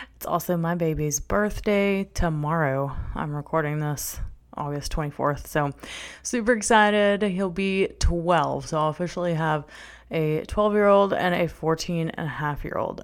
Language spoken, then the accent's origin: English; North Shore of New Orleans, Louisiana, United States; moved away; I was born in the New Orleans, Louisiana area